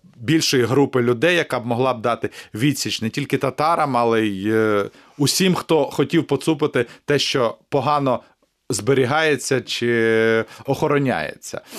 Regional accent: Kamianets-Podilskyi, Khmelnytskyi Oblast, Ukraine; moved away as an adult; now in Kyiv, Ukraine; Людиною з Поділля і ніколи не соромлюся того, що я народився на Поділлі, в Кам'янці-Подільському.

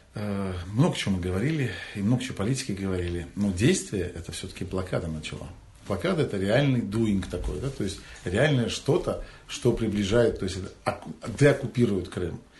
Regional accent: Crimea, Ukraine; мы, как коренной народ Крыма

